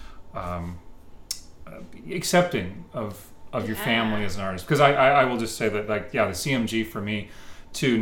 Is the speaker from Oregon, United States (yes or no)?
yes; Portland, Oregon, United States; being a kid growing up in Portland.